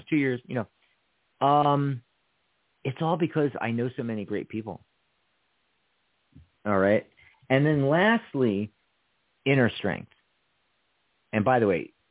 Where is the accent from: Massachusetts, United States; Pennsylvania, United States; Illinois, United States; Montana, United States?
Pennsylvania, United States; Philadelphia; moved away as an adult; now in Tucson, United States; around Philadelphia, where I grew up